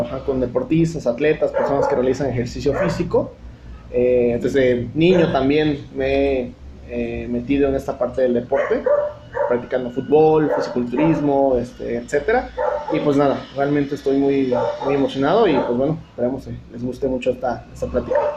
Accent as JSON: {"language": "Spanish", "region": "Chiapas", "country": "Mexico", "tie": "born or raised there", "also_born_or_lived": "Tabasco", "moved": "yes", "said": "Eh, soy nativo de, aquí de Chiapas, aunque viví mucho tiempo en Tabasco y probablemente el acento aún lo tenga eh, marcado, pero este, obviamente estimo mucho a Tabasco, pero bueno, mi corazón es de aquí de Chiapas. Así es que, eh, pues bueno, aquí resido actualmente."}